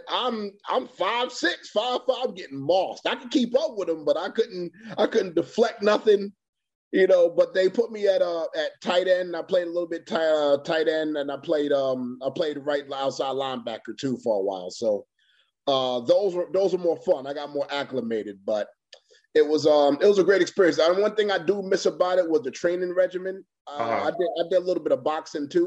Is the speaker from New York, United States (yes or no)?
yes; New York City, New York, United States; now in Florida, United States; Originally from Queens, New York